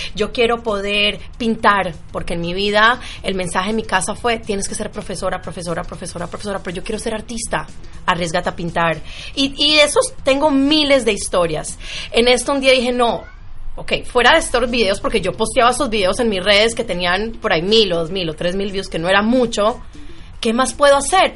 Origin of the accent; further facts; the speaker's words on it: Medellín, Antioquia, Colombia; now in United States; Yo soy de Medellín